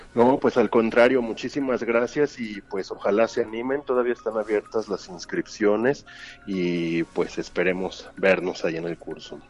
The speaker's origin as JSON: {"language": "Spanish", "country": "Mexico"}